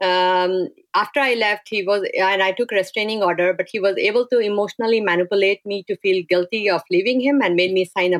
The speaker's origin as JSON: {"language": "English", "country": "India", "tie": "born or raised there", "moved": "as an adult", "said": "I'm from India and I've grown up in a very sheltered and nice family atmosphere"}